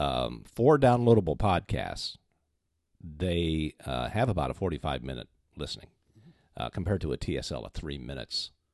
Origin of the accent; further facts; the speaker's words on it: Minneapolis, Minnesota, United States; Minneapolis, Saint Paul, Minnesota